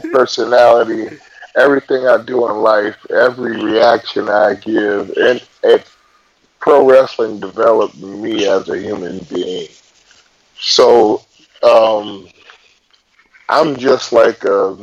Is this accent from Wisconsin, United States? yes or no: yes; Milwaukee, Wisconsin, United States; moved away as an adult; now in Arizona, United States; I'm from Milwaukee, Wisconsin. I lived there for about 38, 39 years. But now I live out in Arizona.